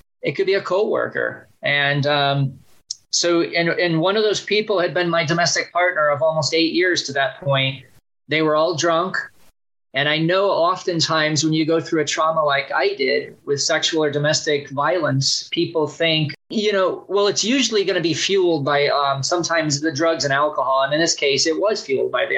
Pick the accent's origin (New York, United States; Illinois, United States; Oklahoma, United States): Illinois, United States; Chicago; also born or lived in Gary, Indiana / Bloomington, Indiana; now in Phoenix, United States; I was born in Gary, Indiana, and grew up in the Chicago suburbs most of my life